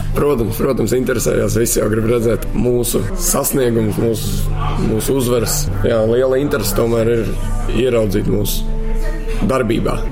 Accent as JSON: {"language": "Latvian", "town": "Riga", "country": "Latvia", "tie": "born or raised there", "also_born_or_lived": "Warsaw, Poland", "said": "Tā kā es piedzimu, esmu Varšavā, bērngārzā gāju Polijā. Vēlāk pārcēlāmies uz Latviju, uz Rīgu. Tad arī sāku iet pirmajā klasē arī šeit"}